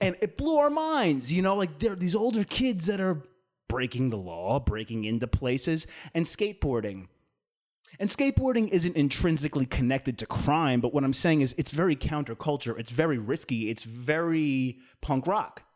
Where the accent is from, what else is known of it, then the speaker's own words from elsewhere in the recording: East Islip, New York, United States; moved away; East Islip, New York, my hometown